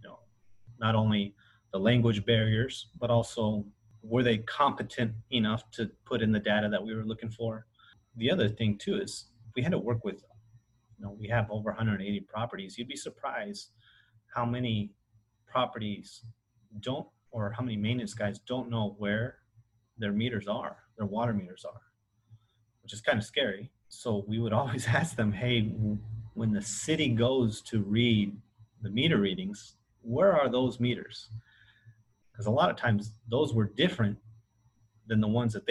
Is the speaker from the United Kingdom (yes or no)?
no; Willcox, Arizona, United States; we grew up in Arizona, Wilcox, Arizona specifically